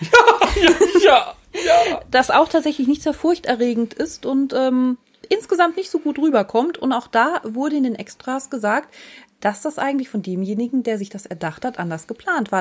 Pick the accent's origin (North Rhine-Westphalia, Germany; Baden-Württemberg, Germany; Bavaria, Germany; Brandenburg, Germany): Baden-Württemberg, Germany; the Freiburg area; Ich bin ja aus der Gegend, habe eine Zeit lang dort studiert